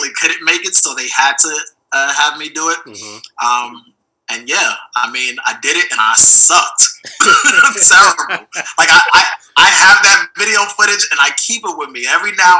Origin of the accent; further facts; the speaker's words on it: New York, United States; moved away as an adult; now in Los Angeles, United States; I'm from New York, fashion capital of the world